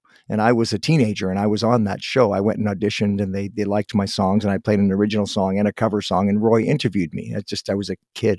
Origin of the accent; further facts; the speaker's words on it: Guelph, Ontario, Canada; I was born in Guelph, so I lived around there when I was younger.